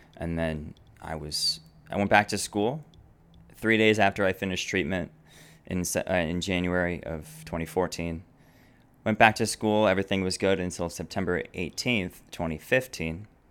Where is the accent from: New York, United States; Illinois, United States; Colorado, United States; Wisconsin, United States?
Illinois, United States; Naperville; I grew up here in Naperville.